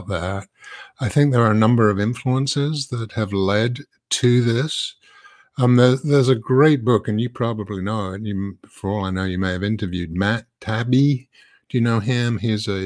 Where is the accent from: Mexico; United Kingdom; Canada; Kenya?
United Kingdom; London; moved away as an adult; now in United States; I come from London originally. I've actually lived in the U.S. for 35 years